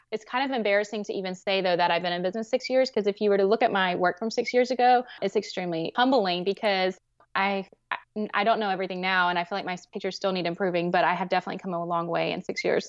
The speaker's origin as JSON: {"language": "English", "region": "the South", "country": "United States", "said": "I'm from the South"}